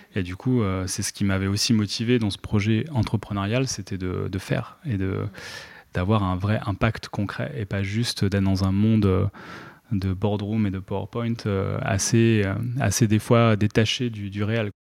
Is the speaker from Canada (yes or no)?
no; Treillières, Pays de la Loire, France; moved away as an adult; also born or lived in Poitiers; j'ai rejoint euh, donc la, métropole nantaise autour de 7 ans dans le nord vers Trélières et, j'ai grandi là-bas en primaire, collège jusqu'au lycée